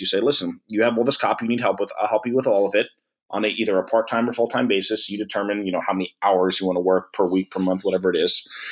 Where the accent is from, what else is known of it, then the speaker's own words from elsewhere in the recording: Old Bridge, New Jersey, United States; I ended up working back in my hometown in Old Bridge for two years